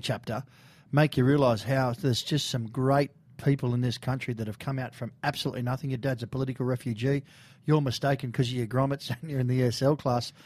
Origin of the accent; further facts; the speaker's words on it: Sydney, New South Wales, Australia; Silky and I grew up in Bondi.